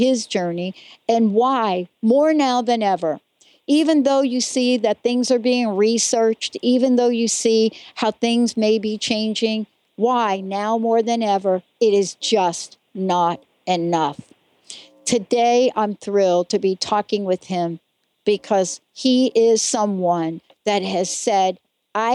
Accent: New Jersey, United States; accent: East Coast; also born or lived in Washington State; now in Washington, United States; I grew up in a part of New Jersey where, yeah, I mean, ticks had become a way of life

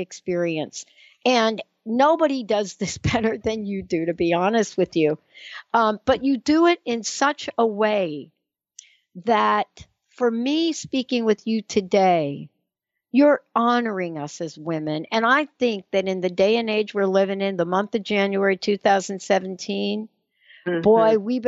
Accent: East Coast, United States; we're from the East Coast

